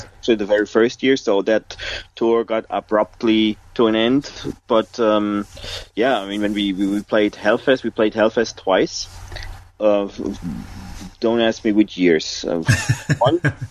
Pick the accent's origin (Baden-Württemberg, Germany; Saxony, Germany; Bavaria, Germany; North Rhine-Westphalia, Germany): North Rhine-Westphalia, Germany; Essen; I was in Essen, that's my hometown, at least now my hometown